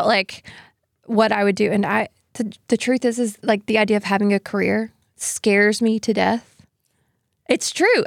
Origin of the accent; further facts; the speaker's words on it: Pelham, Alabama, United States; I'm actually technically from Pelham, which is, like, just south